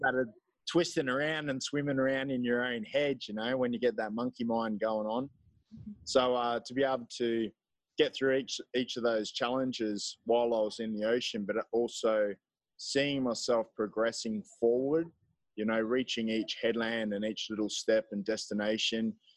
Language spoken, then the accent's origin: English; Gold Coast, Queensland, Australia; moved away as an adult; also born or lived in Melbourne; now in El Salvador; I'm from Australia. I'm from, I guess, my home base in Australia would be the Gold Coast. Though I've lived all over